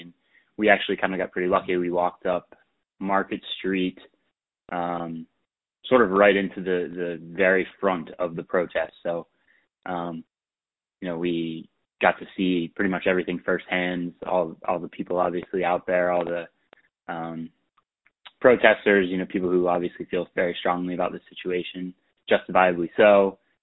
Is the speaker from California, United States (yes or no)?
no; Pittsburgh, Pennsylvania, United States; moved away as an adult; also born or lived in Philadelphia; I was originally from Pittsburgh